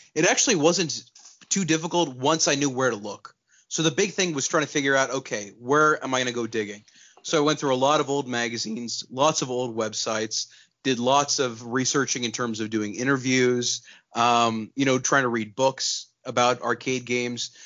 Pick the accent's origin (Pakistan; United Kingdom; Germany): Pakistan; moved away; also born or lived in Texas; I was born in Texas, but I grew up in Pakistan